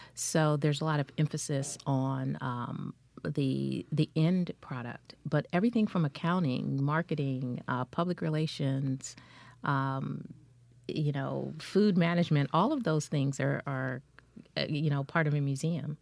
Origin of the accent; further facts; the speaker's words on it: Culver City, California, United States; I grew up in, uh, Culver City, California, which is in L A County